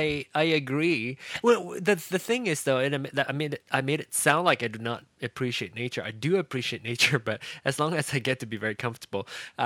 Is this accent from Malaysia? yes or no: yes; Malaysia; I grew up in Malaysia, so badminton is big, you know.